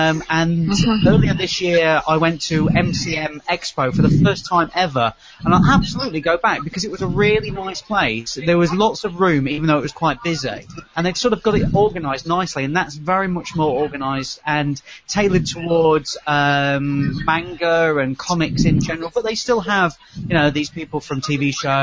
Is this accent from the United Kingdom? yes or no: yes; United Kingdom; Over here in the UK